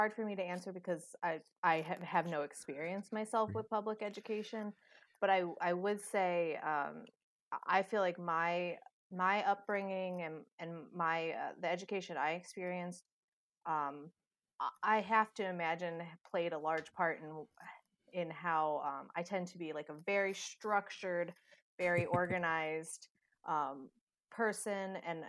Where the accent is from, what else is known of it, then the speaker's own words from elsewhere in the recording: Cincinnati, Ohio, United States; Well, my hometown is a lot different than State College. I'm from a large city just outside of, you know, the bustling area of downtown Cincinnati. So living, you know, outside in the suburbs of Cincinnati, we have a lot happening there.